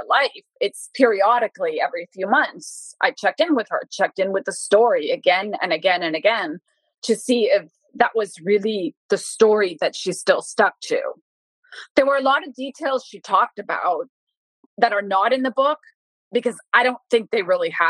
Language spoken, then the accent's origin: English; Bogotá, Colombia; For a woman from Bogota to gain access with my accent, I'm white, I'm blue-eyed, I have a different dialect than a woman from Putumayo